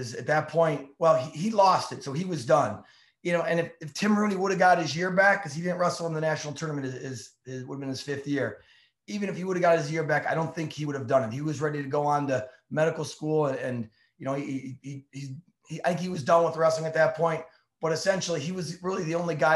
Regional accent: Ohio, United States; I grew up in Ohio

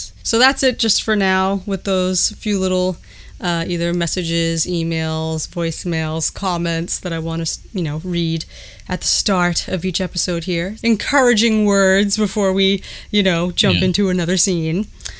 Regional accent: Montreal, Quebec, Canada; Parentheses, doesn't add anything, but I'm from Montreal, so you guys are bringing the passion everywhere.

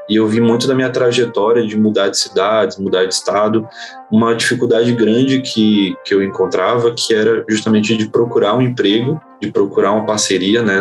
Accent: Bahia, Brazil; morei em alguns estados diferentes

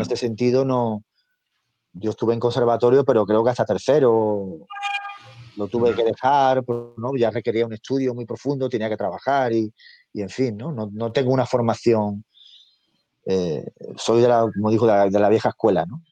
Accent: a village in the province of Seville, Andalusia, Spain; now in Madrid, Spain; Yo soy nacido en Sevilla, de un pueblecito de Sevilla y, vivo hace muchos años en Madrid

